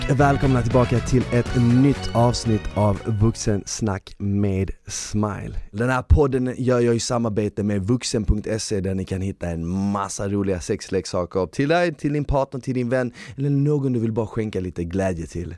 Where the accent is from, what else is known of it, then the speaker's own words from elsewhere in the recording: Malmö, Skåne, Sweden; moved away; jag är från Malmö